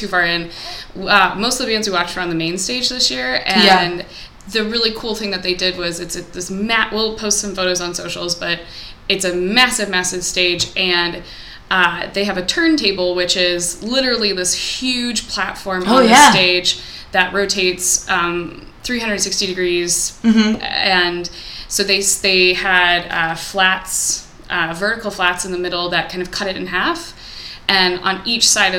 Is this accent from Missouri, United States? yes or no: yes; Missouri, United States; I'm from Missouri